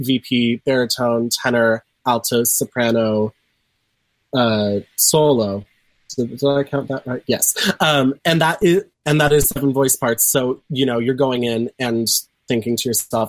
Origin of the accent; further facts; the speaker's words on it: Pasadena, California, United States; also born or lived in Orange, California; I'm from Pasadena originally, and so I have a bunch of connections up here.